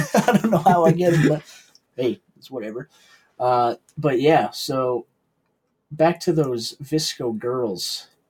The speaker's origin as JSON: {"language": "English", "region": "New England", "country": "United States", "said": "Yeah, we're from New England in the Northeast area."}